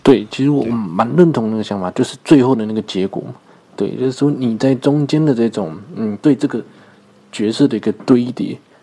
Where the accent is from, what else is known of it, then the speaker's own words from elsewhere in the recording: Taipei, Taiwan; 虽然我是台北的观众